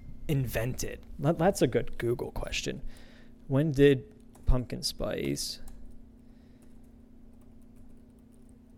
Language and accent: English; Aliquippa, Pennsylvania, United States; my hometown, you know, all the retired folk, gentlemen, you know, that put their 40, 50 years in, they just head down to Wendy's, the local Wendy's in Aliquippa, Pennsylvania